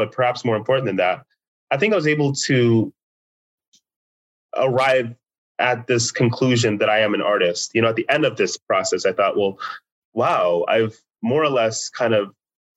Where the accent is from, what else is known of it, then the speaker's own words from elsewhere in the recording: United States; by the time I was a teenager, there were other Nigerian Americans around that I could speak with them